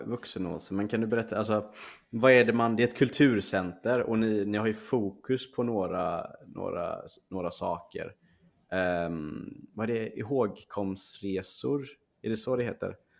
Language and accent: Swedish; Gothenburg, Västra Götaland, Sweden; jag är från Göteborg